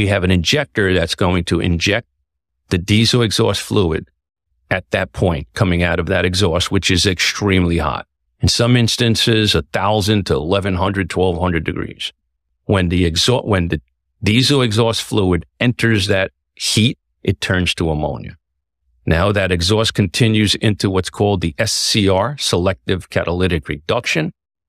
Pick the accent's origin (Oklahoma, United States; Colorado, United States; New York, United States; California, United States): New York, United States; New York City; Bronx, born and raised.